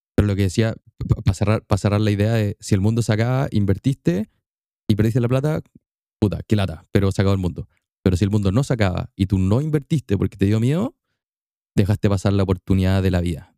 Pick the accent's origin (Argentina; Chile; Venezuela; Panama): Chile; Temuco, Araucanía; En Temuco, mi ciudad natal, mi ciudad llena de linda lluvia, lindo frío y un poquito de humo.